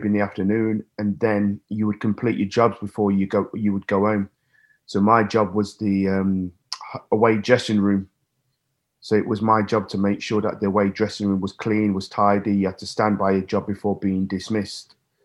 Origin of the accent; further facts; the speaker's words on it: Nottingham, East Midlands, United Kingdom; my hometown city